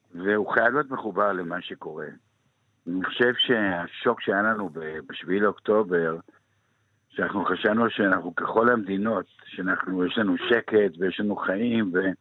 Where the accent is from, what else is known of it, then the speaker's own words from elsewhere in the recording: Kfar HaNassi, Northern District, Israel; אני נולדתי בקיבוץ כפר הנשיא, על גבול הסורי